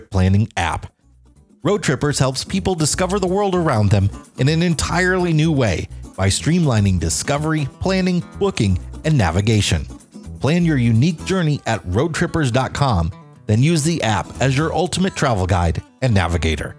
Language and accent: English; Chicago, Illinois, United States; moved away; Chicago, Illinois, the Windy City, the city of big shoulders, the city in a garden, the city that works, and my hometown for 16 years.